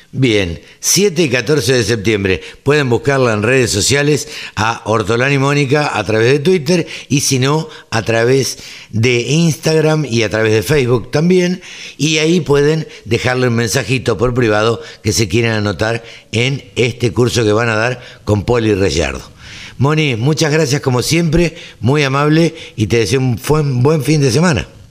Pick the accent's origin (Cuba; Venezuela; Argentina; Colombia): Argentina; Maipú; moved away as an adult; mi pueblo, a Maipú